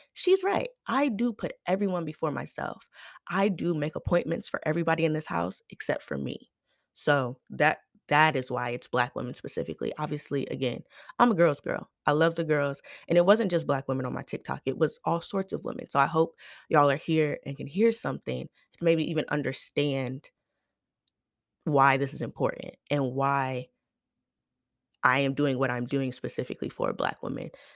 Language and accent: English; United States; I am an American